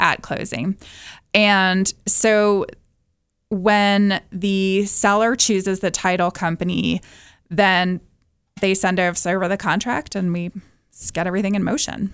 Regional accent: Atlanta, Georgia, United States; moved away as an adult; I'm originally from Atlanta, moved here in ninety-one, and living in the mountains

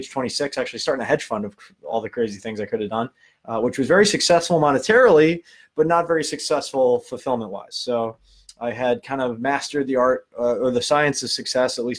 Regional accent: Long Island, New York, United States; accent: Long Island; now in California, United States; I'm a kid from Long Island. You can tell by the accent. I live in California now

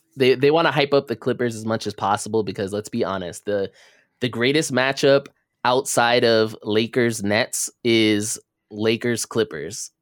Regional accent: Los Angeles, California, United States; we are from Los Angeles

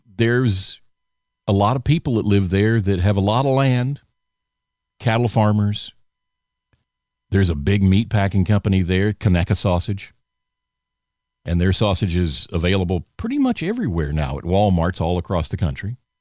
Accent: the South, United States; I was raised in the South, born and raised in the South

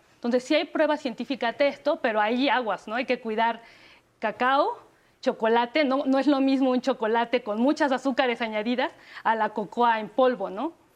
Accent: Mexico; plus que tenemos los mexicanos

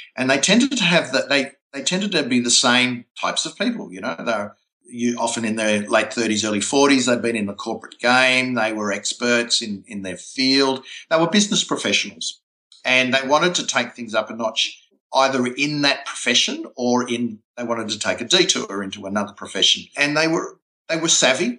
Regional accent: Melbourne, Victoria, Australia; my hometown, Melbourne

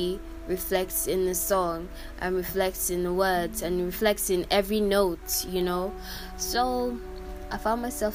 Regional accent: Nigeria; I'm Nigerian and in my country

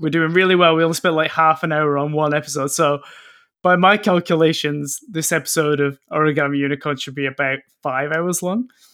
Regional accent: England, United Kingdom; now in Canada; when Pete and I was, were growing up in England

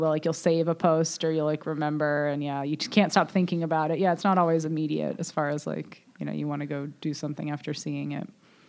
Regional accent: Cincinnati, Ohio, United States; moved away; I used to just say I was from Ohio, which is weird, because literally everyone knows about Cincinnati

